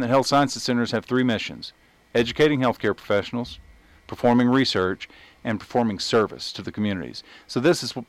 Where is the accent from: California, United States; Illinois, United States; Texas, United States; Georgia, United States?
Texas, United States; East; where I grew up in East Texas, in a smaller town, we would bring our duck guns to school